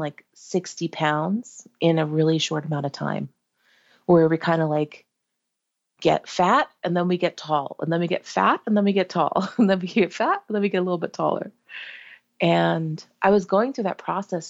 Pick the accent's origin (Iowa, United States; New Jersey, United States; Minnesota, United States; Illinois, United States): New Jersey, United States; we're from Jersey and we don't really go up to New York that often as a family